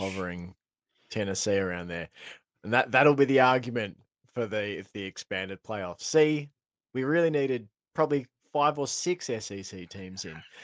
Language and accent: English; Australia; as an Aussie